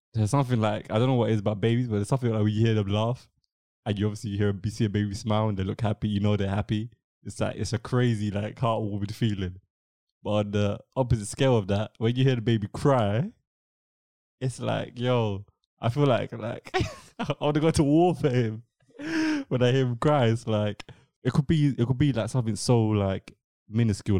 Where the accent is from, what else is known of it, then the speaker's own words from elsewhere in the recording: England, United Kingdom; first language English; I'm studying in England. I've been born and raised in England. English English is my first language.